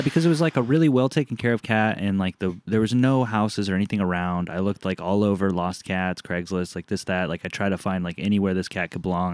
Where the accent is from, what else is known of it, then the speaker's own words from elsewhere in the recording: Southern California, United States; moved away; I grew up in Southern California